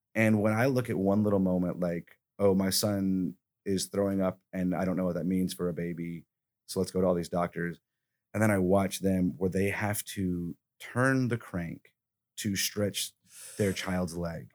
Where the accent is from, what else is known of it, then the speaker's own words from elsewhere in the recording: Alabama, United States; moved away; I'm from Alabama